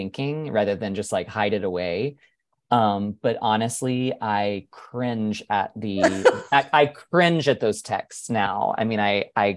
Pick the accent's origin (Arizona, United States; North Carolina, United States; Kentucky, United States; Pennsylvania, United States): North Carolina, United States; I was raised Southern Baptist in North Carolina